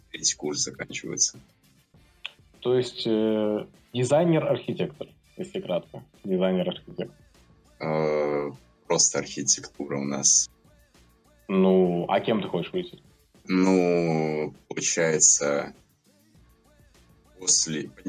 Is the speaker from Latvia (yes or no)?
yes; Latvia; Ну, да, с Латвии.